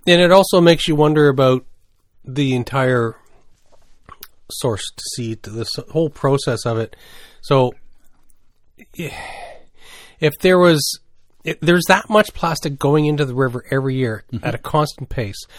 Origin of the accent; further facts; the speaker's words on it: New Brunswick, Canada; growing up in New Brunswick